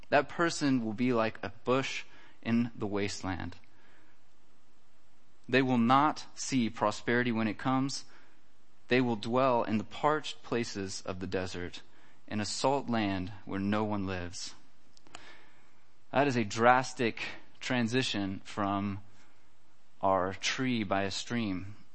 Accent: United States; now in Germany; I think this is kind of funny just because I come from America and it's a lot different there. But uh, here in Germany, it's very important to have insurance for everything.

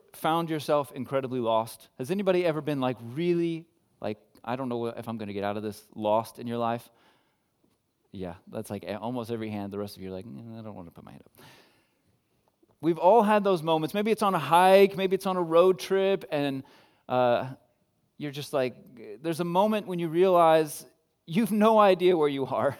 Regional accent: United States; I'm American

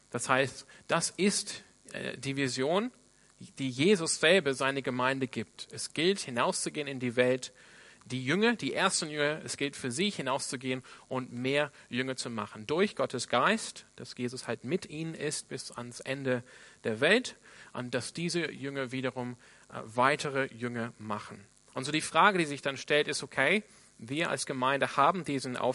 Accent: Sydney, New South Wales, Australia; Ich komme ursprünglich aus Sydney in Australien.

